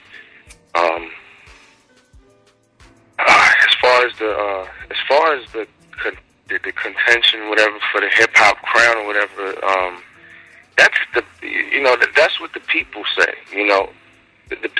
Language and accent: English; United States; I'm from the Far West Side